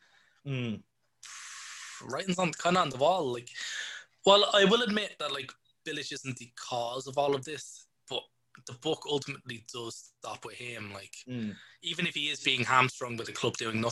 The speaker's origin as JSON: {"language": "English", "country": "Ireland"}